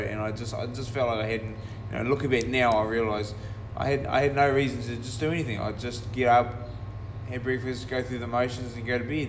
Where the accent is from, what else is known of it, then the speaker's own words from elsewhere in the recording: Taranaki, New Zealand; born and raised in Taranaki